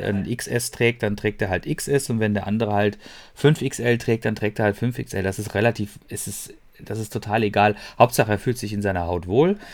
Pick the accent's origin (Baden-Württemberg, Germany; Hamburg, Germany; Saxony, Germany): Baden-Württemberg, Germany; Freiburg; moved away as an adult; now in Ruhr area, Germany; das Freiburg, ähm, das ist ja meine Heimatstadt und ich habe da lange Jahre lang gelebt